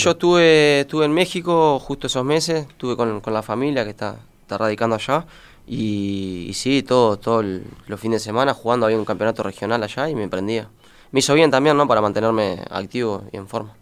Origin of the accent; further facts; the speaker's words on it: Florida, Uruguay; also born or lived in Maldonado, Uruguay / North America; soy criado acá, me crié en Florida, estuve de los dos hasta los 12 años y después me fui a Maldonado